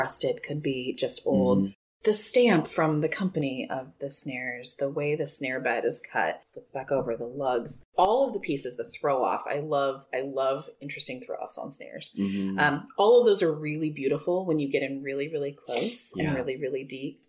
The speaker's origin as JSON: {"language": "English", "town": "Citrus Heights", "region": "California", "country": "United States", "tie": "born or raised there", "said": "I was born in Citrus Heights. And I went to school there, and I didn't move out of the region until I was 22"}